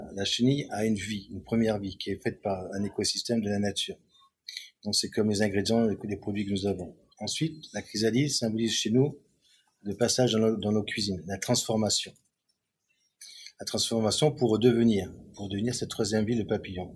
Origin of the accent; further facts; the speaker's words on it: Cannes, Provence-Alpes-Côte d'Azur, France; Je suis né à Cannes, je suis français, avec une génétique italienne, sud et centre de l'Italie